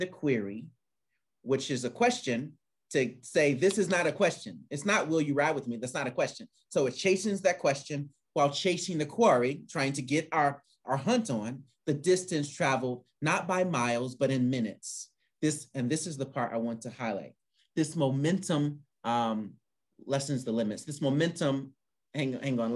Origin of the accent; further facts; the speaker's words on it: Indianapolis, Indiana, United States; now in Kansas City, United States; I'm from Indianapolis